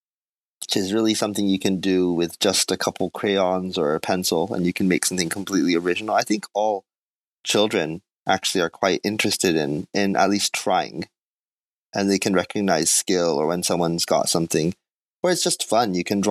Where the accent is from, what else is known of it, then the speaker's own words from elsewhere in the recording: South Korea; born there; It's questionable as to whether I've ever actually grown up, but I was born in Korea. My mother and father were Japanese language teachers in Korea.